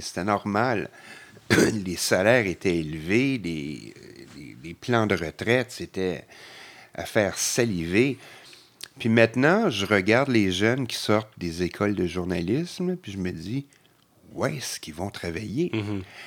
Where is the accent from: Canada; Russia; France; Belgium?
Canada; Montreal, Quebec; je suis québécois, montréalais, je ne bouge pas